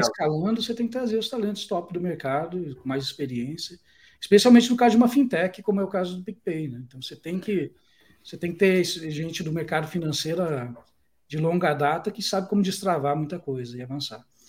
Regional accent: Brazil; moved away; a gente, como brasileiro

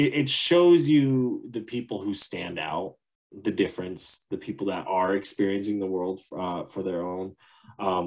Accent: United States; us Americans

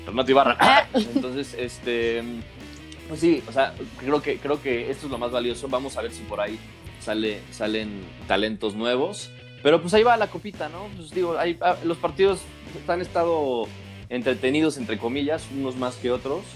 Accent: Mexico; como mexicano

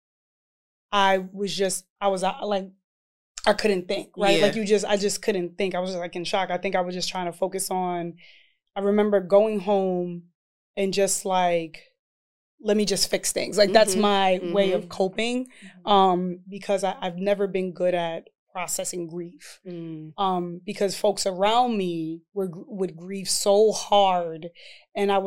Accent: New York City, New York, United States; I come from East Harlem, New York.

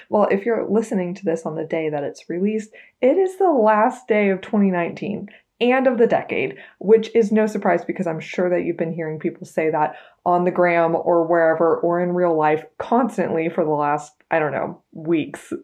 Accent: Texas, United States; I am a very proud seventh generation Texan.

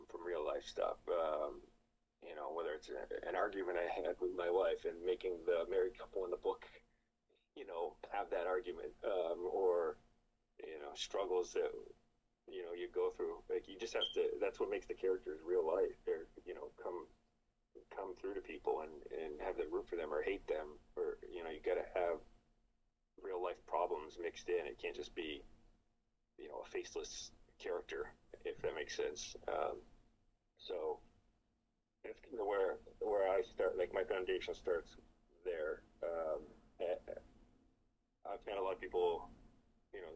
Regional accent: Newport, New Hampshire, United States; The town that the book takes place in is my hometown growing up. I didn't even change the name. It's Newport, New Hampshire.

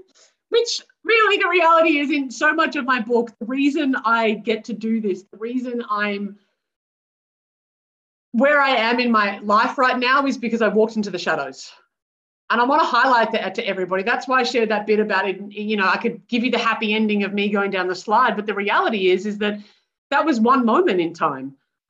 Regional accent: Australia; I am white and middle class, born and raised in Australia.

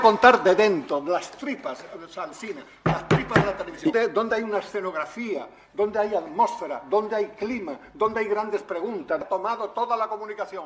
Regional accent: Spain; now in Canary Islands, Spain; Somos de España, somos de Europa

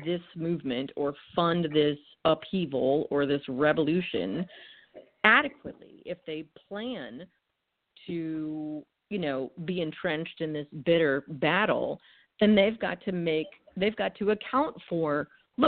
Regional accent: Massachusetts, United States; moved away; I'm originally from Massachusetts, so sarcasm is my native language

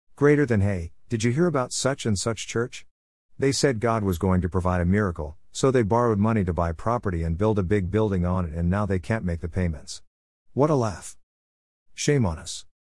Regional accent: United States; We as American Christians

